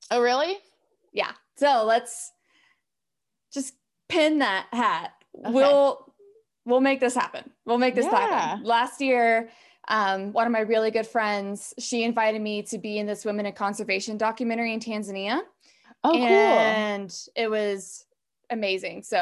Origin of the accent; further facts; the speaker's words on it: Appalachia, United States; because again, I'm from Appalachian, you know